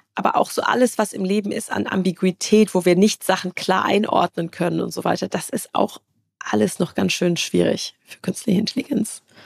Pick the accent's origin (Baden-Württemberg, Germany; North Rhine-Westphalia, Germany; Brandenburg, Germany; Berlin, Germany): Baden-Württemberg, Germany; Karlsruhe; Also ich komme aus Karlsruhe, da gibt's, äh, ne, das ist so Baden-Württemberg